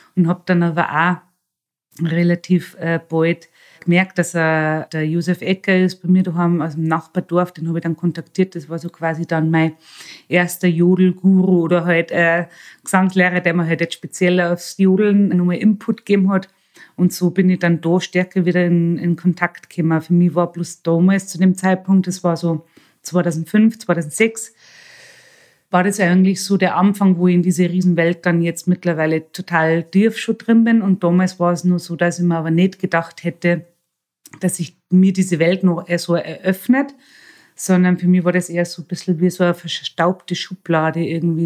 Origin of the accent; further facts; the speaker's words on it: Bavaria, Germany; moved away as an adult; now in Salzburg, Austria; ich bin in einer Pension aufgewachsen in Bayern